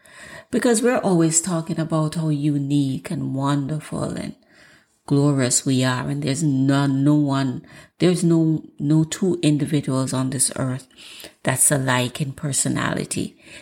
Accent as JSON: {"language": "English", "country": "Jamaica", "said": "I'm Jamaican, and Jamaicans have a way."}